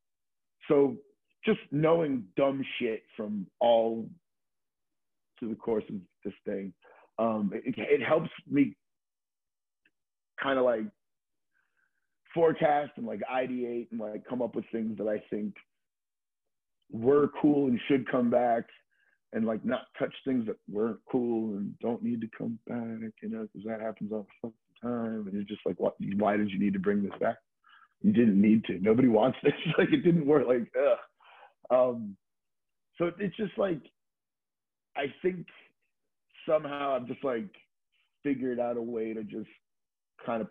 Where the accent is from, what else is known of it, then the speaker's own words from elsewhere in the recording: Florida, United States; now in New York, United States; a friend of mine that I grew up skateboarding with in Florida